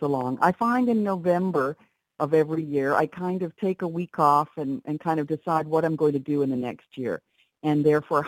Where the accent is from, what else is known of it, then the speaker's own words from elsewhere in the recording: Canada; I've worked mostly, well, my entire life as a Canadian in Canada in the film industry